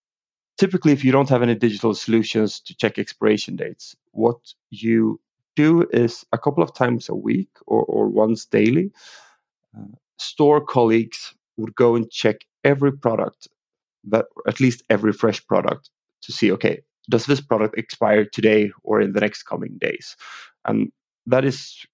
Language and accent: English; Sweden; English is a second language; also born or lived in London, England; I am from Sweden.